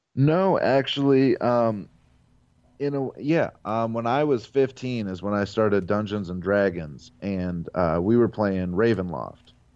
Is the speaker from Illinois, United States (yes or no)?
no; Avon Lake, Ohio, United States